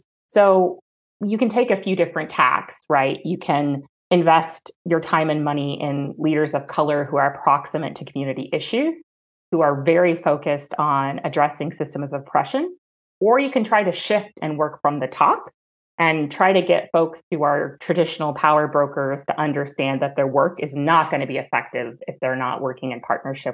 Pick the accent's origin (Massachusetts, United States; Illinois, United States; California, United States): California, United States; Orange County; I grew up in Orange County, California